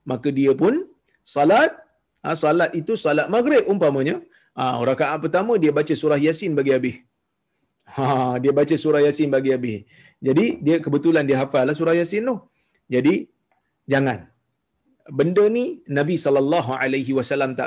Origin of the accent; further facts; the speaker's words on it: Kuala Lumpur, Malaysia; saya daripada ah, saya daripada Kuala Lumpur, masa tu saya duduk di Kuala Lumpur.